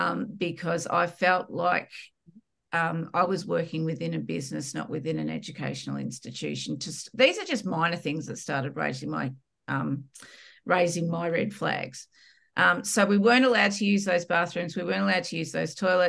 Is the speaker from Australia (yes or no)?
yes; Australia; accent: Australian; if you can't tell by my accent, I'm Australian